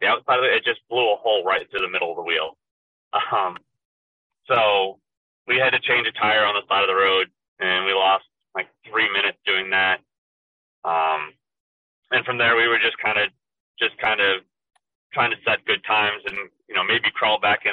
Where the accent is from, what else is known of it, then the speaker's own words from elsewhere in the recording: Maine, United States; I'm from Maine.